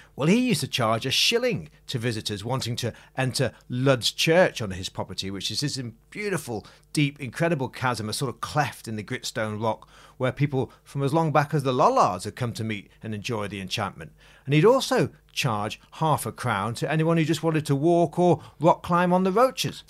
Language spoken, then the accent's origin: English; Macclesfield, North West England, United Kingdom; my hometown, Macclesfield